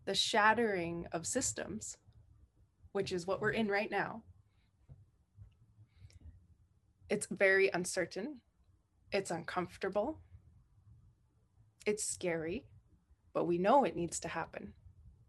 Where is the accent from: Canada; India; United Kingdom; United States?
Canada; Shishalh Nation, British Columbia; now in Pentlatch lands, Canada; I am from the Intlikatmak Nation, raised with the Shishak Nation, and calling in from and marrying into soon Pentlatch lands